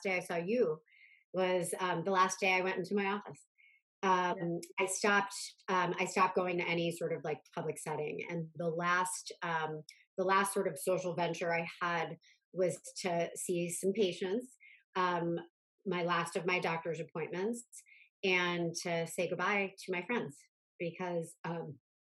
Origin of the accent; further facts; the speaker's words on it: Akron, Ohio, United States; moved away as an adult; now in New York, United States; I grew up close by in Akron